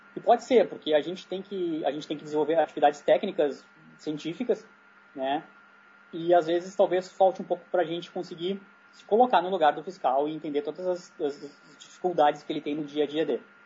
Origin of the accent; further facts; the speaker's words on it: Brazil; como brasileiro lá no meio